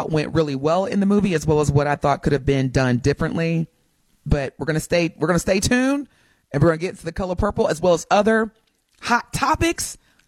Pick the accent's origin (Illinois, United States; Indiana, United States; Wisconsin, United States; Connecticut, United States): Indiana, United States; East Chicago; born there; I was born in East Chicago, Indiana, but I'm a Packers fan, so it's all good.